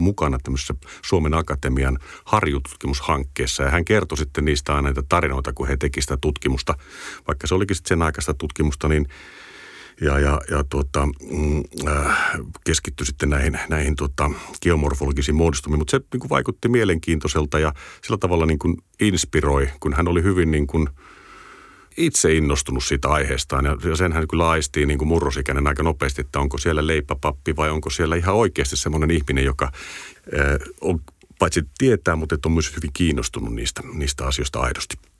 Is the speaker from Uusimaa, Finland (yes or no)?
no; Kotka, Kymenlaakso, Finland; mä oon Kotkasta kotosi ja tuota, siinä, siinä aika paljon Kymijoen rantaa, rantaa sai kouluun kävellä